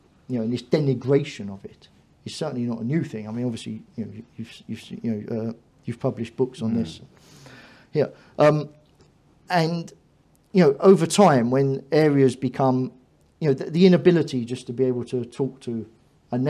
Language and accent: English; London, United Kingdom; I was brought up in East London, and I've seen changes in my local area and my community